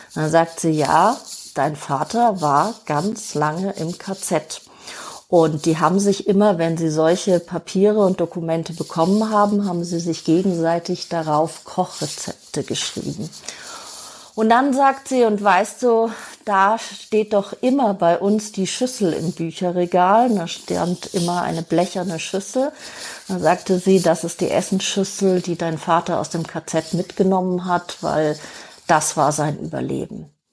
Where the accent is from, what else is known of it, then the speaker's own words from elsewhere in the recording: Germany; Bei uns in Deutschland